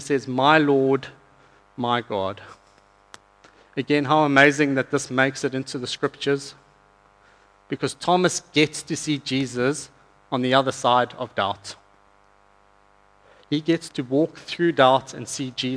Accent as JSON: {"language": "English", "country": "South Africa", "moved": "yes", "said": "I'm from South Africa."}